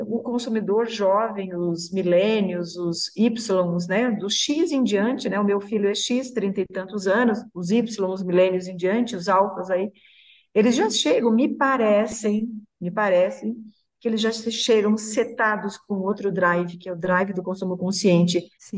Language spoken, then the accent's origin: Portuguese; Santa Catarina, Brazil; Fico muito orgulhosa de ser de Santa Catarina